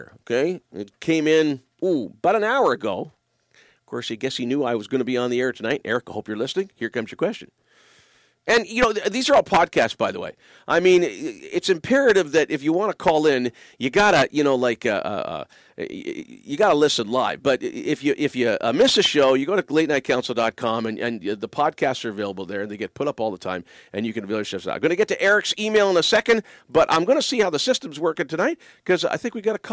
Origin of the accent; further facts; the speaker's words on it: Windsor, Ontario, Canada; moved away; I grew up in the shadow of the Ambassador Bridge. Windsor is my hometown